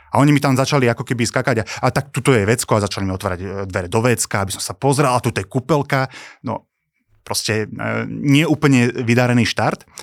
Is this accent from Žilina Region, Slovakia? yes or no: no; Trenčín, Trenčín Region, Slovakia; ja som chcel zostať doma v Trenčíne, mi sa toto mesto páči, mám tu rodinu, zázemie